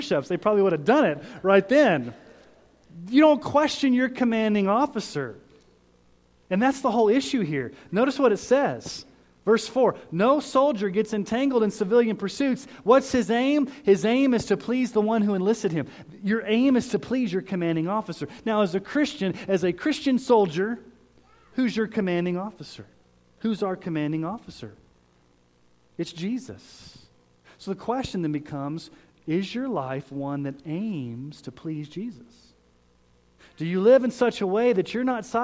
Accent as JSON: {"language": "English", "town": "Colorado Springs", "region": "Colorado", "country": "United States", "tie": "born or raised there", "said": "I grew up in Colorado Springs, and that's a military town"}